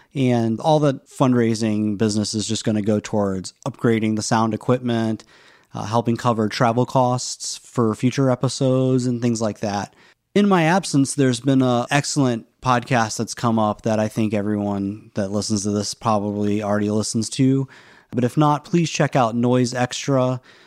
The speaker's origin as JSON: {"language": "English", "region": "the South", "country": "United States", "tie": "born or raised there", "said": "I grew up in the South"}